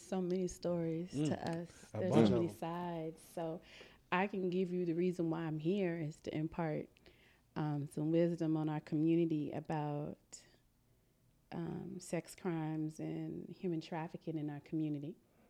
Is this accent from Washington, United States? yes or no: no; Memphis, Tennessee, United States; I grew up in the South in Memphis, Tennessee